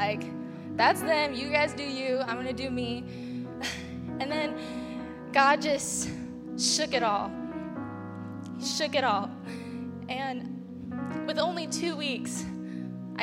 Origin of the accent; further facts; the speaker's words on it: San Diego, California, United States; moved away as an adult; I'm actually from San Diego. I moved here about a year and a half ago now